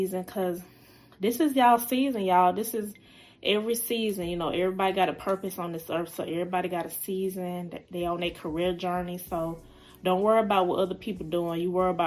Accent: Decatur, Georgia, United States; I am from Decatur, Georgia. That's where I'm from

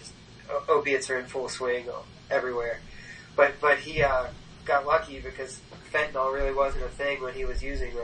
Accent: Baltimore, Maryland, United States; do something in Baltimore because I love my city

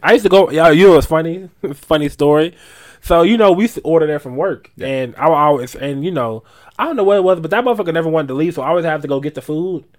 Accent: Asheville, North Carolina, United States; I'm from Asheville

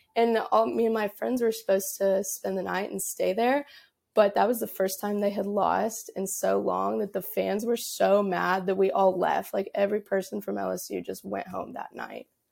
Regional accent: Dallas, Texas, United States; moved away as an adult; now in Baton Rouge, United States; originally, I'm from, like, the Dallas area of Texas

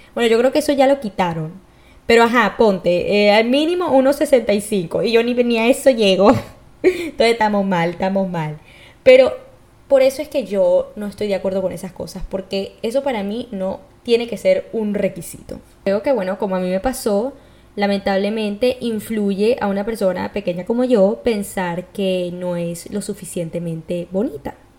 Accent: Venezuela; yo, como soy de Venezuela

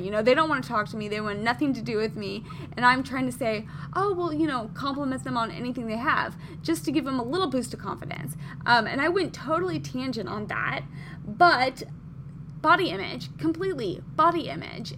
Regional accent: Midwest, United States; now in Southern California, United States; so I am from the Midwest originally

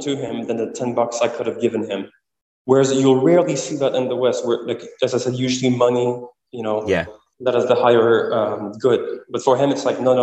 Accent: Quebec City, Quebec, Canada; my hometown, Quebec City

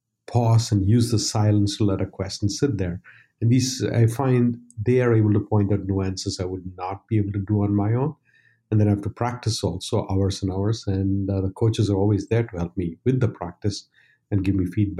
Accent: India; now in United States; When I moved to the US from India, I realized a lot more people were running marathons.

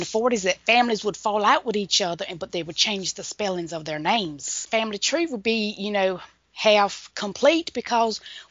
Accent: Pembroke, North Carolina, United States; here in my hometown of Pembroke

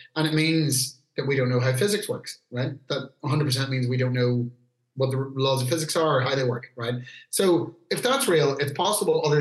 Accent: Newry, Northern Ireland, United Kingdom; where I grew up in Newry

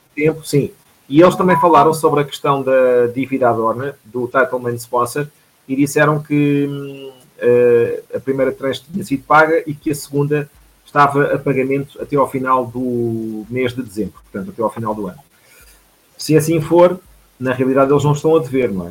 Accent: Portugal; nós somos portugueses

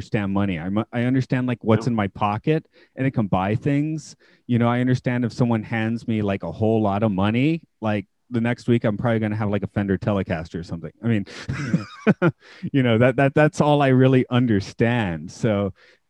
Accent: Atlanta, Georgia, United States; now in Japan; I'm from Atlanta. We have a very large Vietnamese community

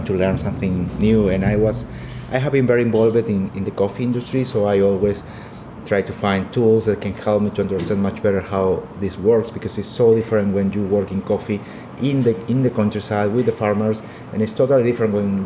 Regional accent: Peru; I'm from Peru.

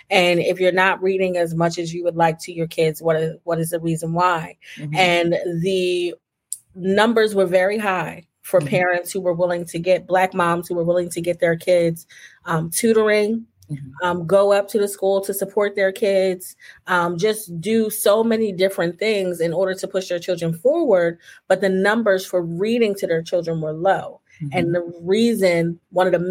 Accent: Camden, New Jersey, United States; also born or lived in Princeton, New Jersey; I was born in Camden, New Jersey. After college, I moved to Princeton, New Jersey

